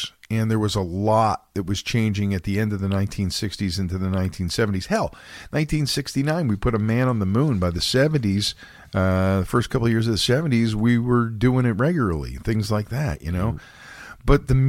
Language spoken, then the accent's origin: English; Philadelphia, Pennsylvania, United States; But see, growing up in Philadelphia, this stuff was on the radio.